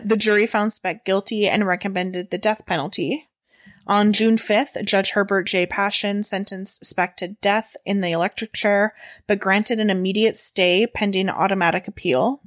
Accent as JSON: {"language": "English", "country": "Canada", "said": "We're Canadian"}